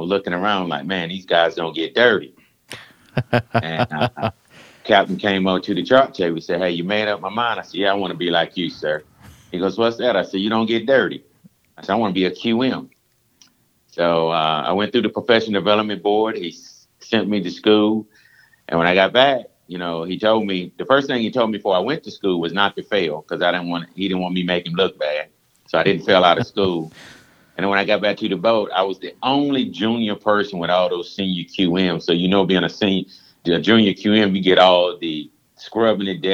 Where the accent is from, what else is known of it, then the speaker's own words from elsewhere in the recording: Belhaven, North Carolina, United States; I'm from a little small town called Belhaven, North Carolina, and I grew up on a farm